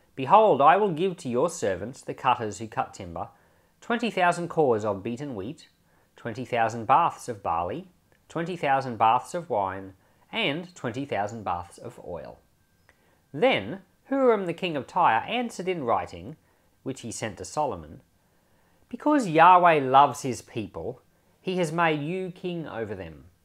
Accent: Australia; I'm an Australian

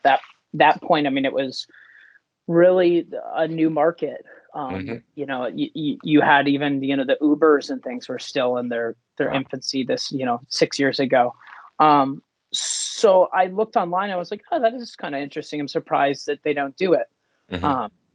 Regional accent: Stowe, Vermont, United States; also born or lived in New York City; I grew up in Stowe, Vermont. That's where I'm sitting right now

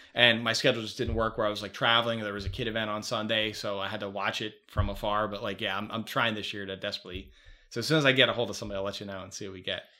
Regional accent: Chicago, Illinois, United States; also born or lived in Philadelphia, Pennsylvania; I came from Philly to Chicago

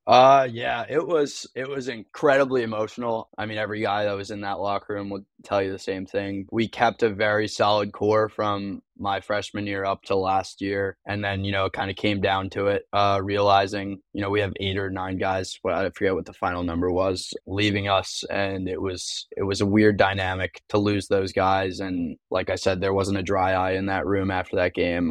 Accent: Long Island, New York, United States; moved away as an adult; now in South Carolina, United States; I'm from Long Island.

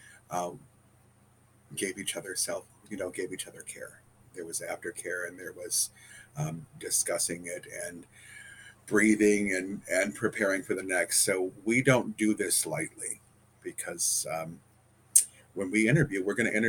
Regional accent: Detroit, Michigan, United States; moved away as an adult; also born or lived in Texas; I came home to Detroit from Texas.

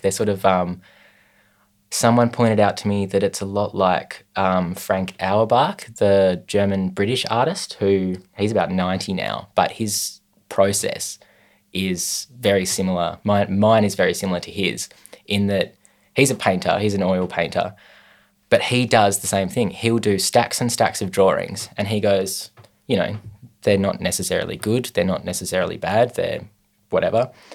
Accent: Hobart, Tasmania, Australia; I was born in Hobart in 1995.

